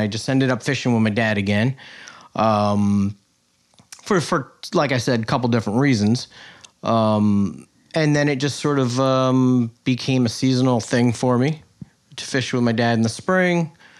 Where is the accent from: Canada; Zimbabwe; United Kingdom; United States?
United States; Greenport, New York; Born and raised in Greenport, yep.